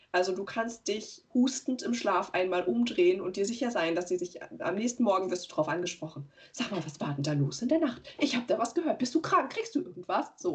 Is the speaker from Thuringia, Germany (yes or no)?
yes; Weimar, Thuringia, Germany; moved away; die da noch wohnen in der Stadt, aus der ich komme, aus Weimar